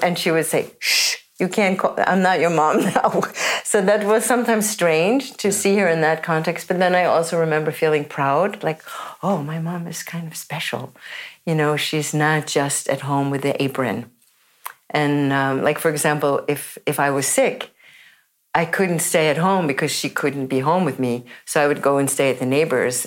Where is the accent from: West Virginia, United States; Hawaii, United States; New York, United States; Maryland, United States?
New York, United States; New York City; moved away as an adult; also born or lived in San Francisco / Holland; now in Oslo, Norway; I grew up in New York City